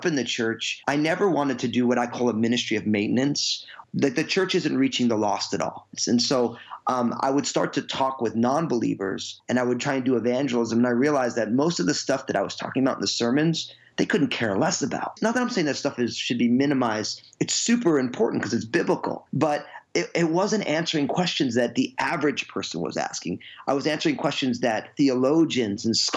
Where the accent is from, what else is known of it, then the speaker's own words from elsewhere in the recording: Northeast, United States; also born or lived in New Jersey; now in Washington, United States; I grew up in the Northeast, all kind of Italian, a non-Christian Catholic family.